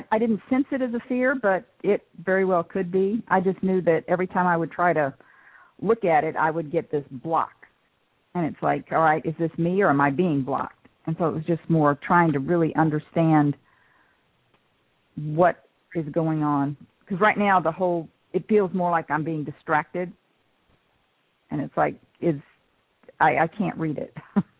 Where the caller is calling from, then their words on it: Georgia, United States; I'm calling from Georgia.